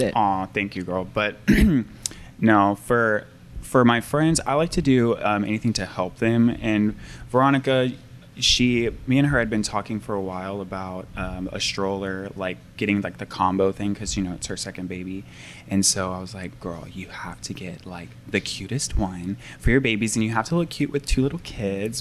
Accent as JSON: {"language": "English", "town": "Portland", "country": "United States", "tie": "born or raised there", "said": "I grew up in Portland"}